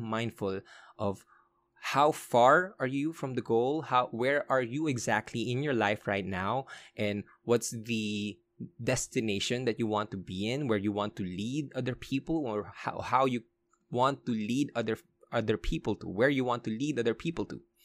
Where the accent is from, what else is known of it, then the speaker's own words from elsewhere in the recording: Olongapo, Central Luzon, Philippines; I was born in Olongapo. I was raised in Olongapo.